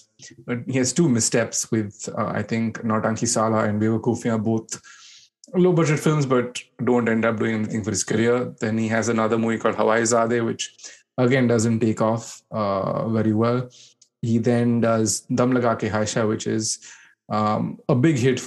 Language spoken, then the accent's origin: English; India; growing up in India in the early 2000s